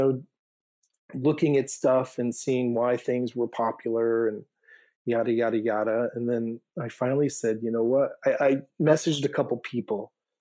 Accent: Maine, United States; moved away as an adult; also born or lived in Chicago; I grew up here in Maine, but, left after high school and went off in college and then adventure. And I landed in Chicago

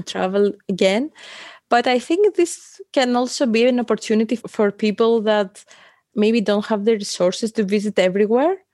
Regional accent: Athens, Attica, Greece; I come from Athens, Greece.

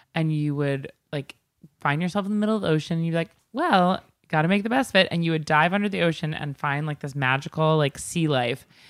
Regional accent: Long Island, New York, United States; I'm from Long Island

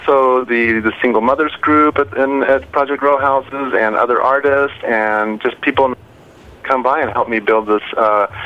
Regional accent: Mexico; moved away; I'm originally from Mexico

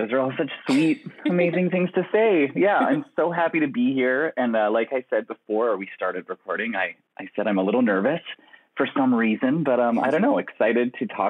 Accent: Winnipeg, Manitoba, Canada; moved away as an adult; also born or lived in Montreal / Vancouver / Toronto / New York; now in Los Angeles, United States; I was born in Montreal and I grew up in Winnipeg, in the very center of Canada, just north of Fargo for those who are trying to imagine where Winnipeg is. And then I went off to college in Vancouver and then I lived in Montreal

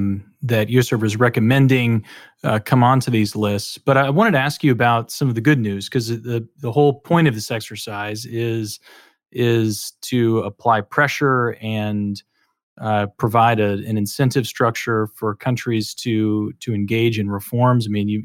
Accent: Texas, United States; as a Texan

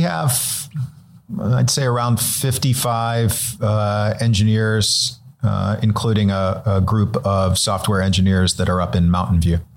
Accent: Cleveland, Ohio, United States; now in Los Angeles, United States; I'm originally from Cleveland, Ohio

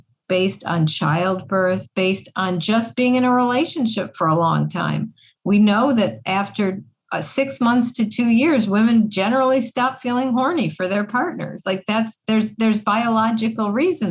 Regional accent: Buffalo, New York, United States; I grew up in Buffalo, New York, snow capital of the world

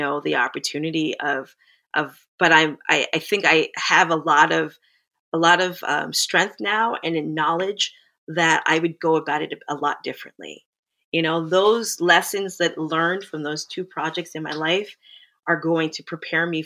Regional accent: Plantation, Florida, United States; moved away as an adult; now in Toronto, Canada; my family, we migrated to the U.S. in the 80s, early 80s, and I grew up in South Florida in an area called Plantation, Florida.

